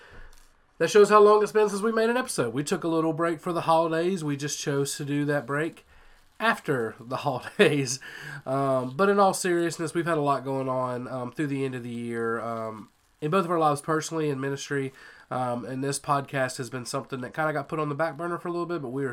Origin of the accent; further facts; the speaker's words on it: North Louisiana, United States; now in Georgia, United States; I loved growing up in Louisiana, spent lots of time in South Louisiana, even though I grew up in North Louisiana